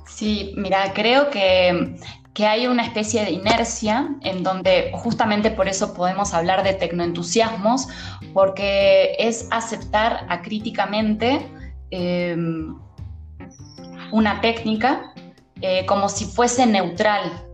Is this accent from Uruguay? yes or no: yes; Uruguay; moved away as an adult; now in Mexico; soy de Uruguay